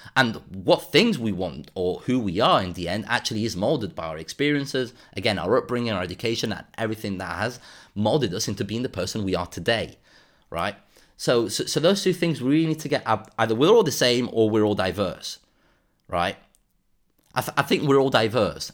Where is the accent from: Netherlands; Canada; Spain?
Spain; Andalusia; moved away; I come originally from Andalusia